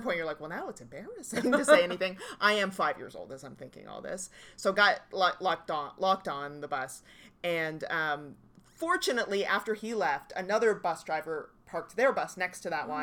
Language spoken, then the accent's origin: English; Halifax, Nova Scotia, Canada; moved away as an adult; now in Toronto, Canada; I grew up in Halifax